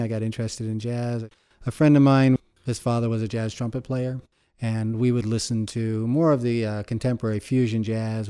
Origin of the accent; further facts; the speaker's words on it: Shandaken, New York, United States; I was brought up in the Catskill Mountains, um, in Shandaken, New York